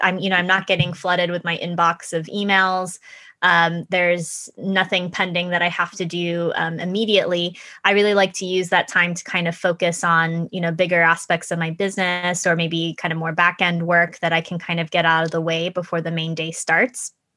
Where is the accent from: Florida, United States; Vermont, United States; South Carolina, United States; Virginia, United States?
Florida, United States; moved away as an adult; also born or lived in Japan / Connecticut; I was born and raised in Florida. My mom is Japanese, so I grew up essentially going back and forth between Japan and the United States